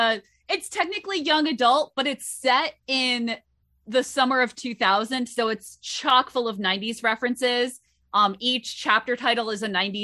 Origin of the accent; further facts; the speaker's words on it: Southern Connecticut, United States; I am from Southern Connecticut, where the Post Road is the main drag through town